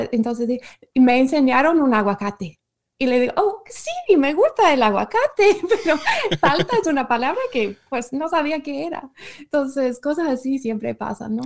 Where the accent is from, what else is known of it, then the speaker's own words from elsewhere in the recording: Michigan, United States; Spanish is a second language; moved away; soy de Michigan